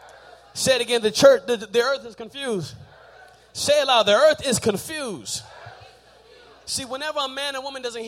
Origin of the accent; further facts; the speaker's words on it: Texas, United States; I'm from Texas